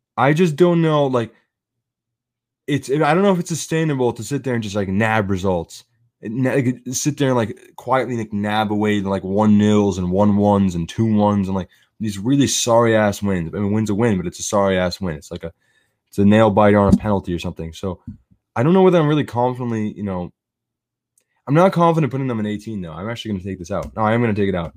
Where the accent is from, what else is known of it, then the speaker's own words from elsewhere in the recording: United States; I'm an American